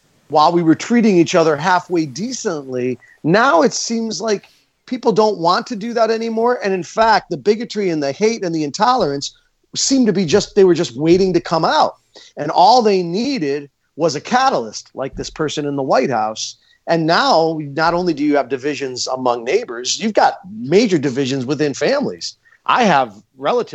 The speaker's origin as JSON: {"language": "English", "town": "Scranton", "region": "Pennsylvania", "country": "United States", "tie": "born or raised there", "said": "When I was a teenager growing up in Scranton, Pennsylvania"}